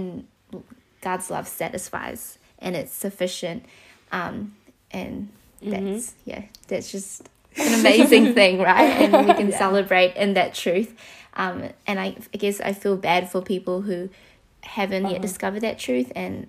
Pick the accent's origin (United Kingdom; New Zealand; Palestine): New Zealand; we're from New Zealand.